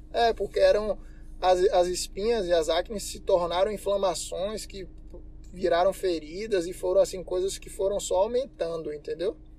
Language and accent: Portuguese; Salvador, Bahia, Brazil; sou baiano, soteropolitano